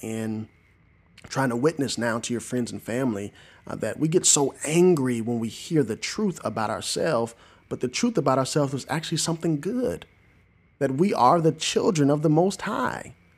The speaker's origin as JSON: {"language": "English", "region": "Southern Illinois", "country": "United States", "tie": "born or raised there", "also_born_or_lived": "Arlington, Tennessee", "moved": "yes", "said": "in Southern Illinois, my hometown"}